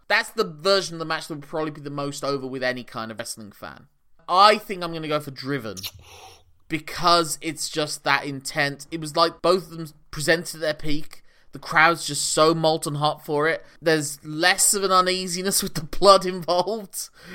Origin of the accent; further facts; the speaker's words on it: England, United Kingdom; as an Englishman